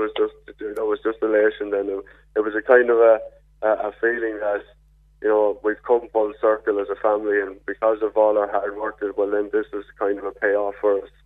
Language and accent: English; Enniscorthy, County Wexford, Ireland; moved away as an adult; also born or lived in Cork; now in Castlemartyr, Ireland; I'm from Enniscorthy, and in County Wexford under the beautiful Vinegar Hill. Um, um, that's where I was raised.